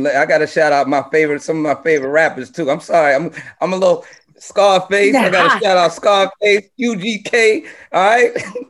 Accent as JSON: {"language": "English", "town": "New York City", "region": "New York", "country": "United States", "said": "I'm from Brooklyn"}